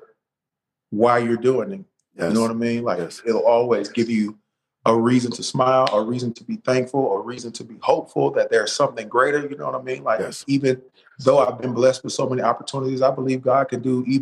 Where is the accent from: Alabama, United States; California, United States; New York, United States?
Alabama, United States; Birmingham; I'm from Birmingham